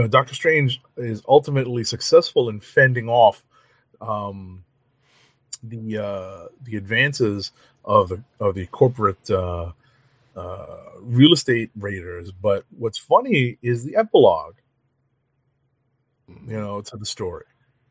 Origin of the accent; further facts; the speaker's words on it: New York City, New York, United States; as a New Yorker, as a native New Yorker